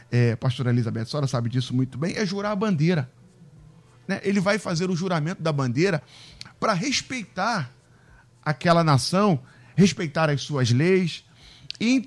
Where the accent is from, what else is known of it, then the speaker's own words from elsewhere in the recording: Rio de Janeiro, Brazil; Eu amo a minha cidade, amo o Rio de Janeiro, sou carioca, nasci em Bom Sucesso, Hospital Geral de Bom Sucesso, ao lado da minha igreja.